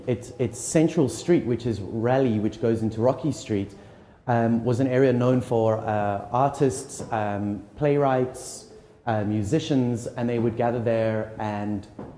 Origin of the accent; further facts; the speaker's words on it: Johannesburg, Gauteng, South Africa; I'm from Johannesburg in South Africa